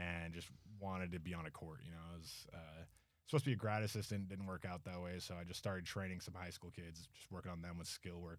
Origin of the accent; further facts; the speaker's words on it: Logan, Utah, United States; we grew up right there in Logan